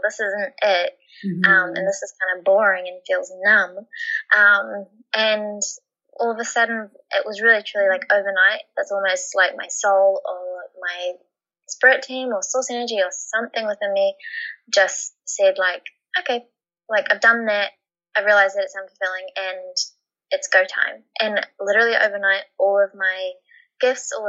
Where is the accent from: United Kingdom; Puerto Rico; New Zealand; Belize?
New Zealand; moved away as an adult; now in Australia; by 18, I moved from New Zealand to Australia with my partner